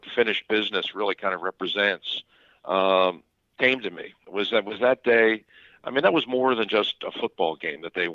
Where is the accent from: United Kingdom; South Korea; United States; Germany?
United States; Philadelphia, Pennsylvania; I'm from here, born here, raised here, went to school here